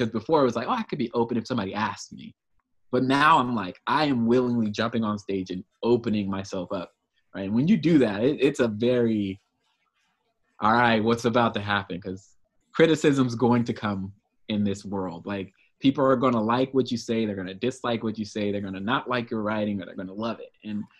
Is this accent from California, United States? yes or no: yes; Oceanside, California, United States; Oceanside is my hometown.